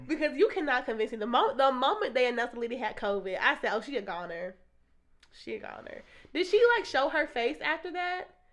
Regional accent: United States; we are American

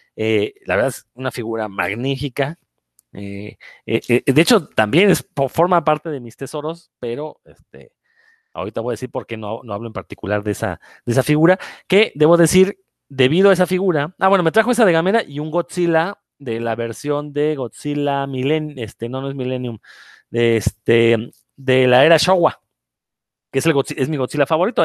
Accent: Mexico; soy el único mexicano

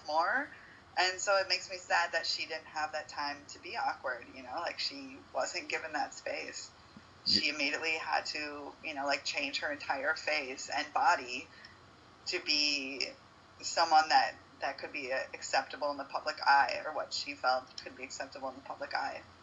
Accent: United States; moved away as an adult; now in Uruguay; the privilege of being a United States citizen.

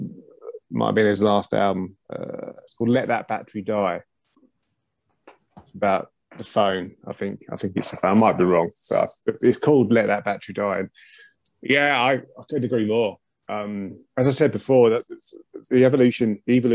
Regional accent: Chatham, South East England, United Kingdom; moved away as an adult; now in Norfolk, United Kingdom; I was born in Chatham in Kent. I haven't been there for years. And I'm now in Norfolk, by the way.

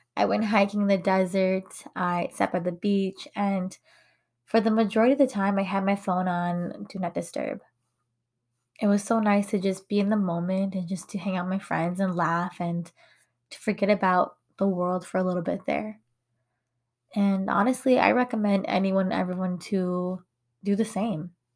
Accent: United States; first language English; I was born and raised here in America. My first language is English.

